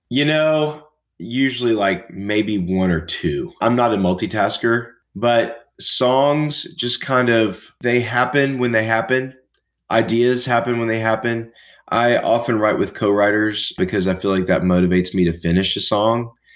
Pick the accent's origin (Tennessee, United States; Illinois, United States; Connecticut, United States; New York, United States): Tennessee, United States; Nashville; I grew up in Nashville, Tennessee